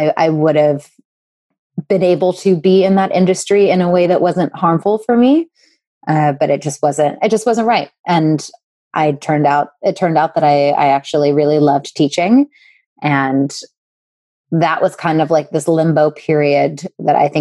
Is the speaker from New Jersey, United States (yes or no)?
yes; New Jersey, United States; I grew up in South Jersey, about 15 minutes from Philadelphia